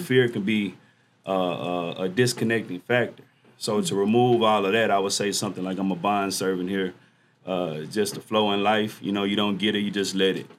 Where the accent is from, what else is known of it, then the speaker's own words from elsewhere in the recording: Dallas, Texas, United States; Dallas, Texas, um, homegrown, never lived anywhere else